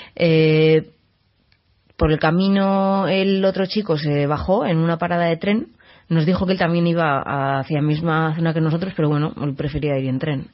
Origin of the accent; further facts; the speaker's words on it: San Sebastián, Basque Country, Spain; yo soy de San Sebastián